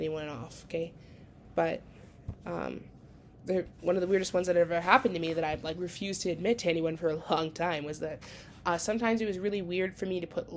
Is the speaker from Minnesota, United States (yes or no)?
yes; Minnesota, United States; accent: Minnesota; moved away; my accent from Minnesota